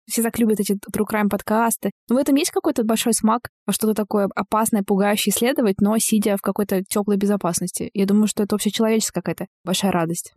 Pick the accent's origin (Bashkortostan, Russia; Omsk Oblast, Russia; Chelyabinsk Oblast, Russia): Bashkortostan, Russia; moved away; Я из Башкортостана